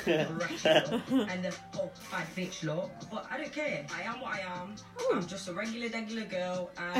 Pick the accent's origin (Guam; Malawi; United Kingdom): United Kingdom; Nottingham, East Midlands; I'm from Nottingham.